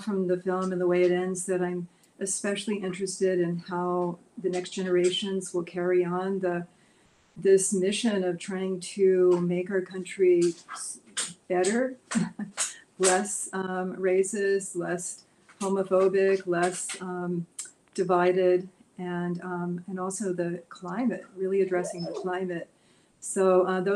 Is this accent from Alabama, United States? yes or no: yes; Birmingham, Alabama, United States; growing up in Birmingham, Alabama in the 50s, really, in the 60s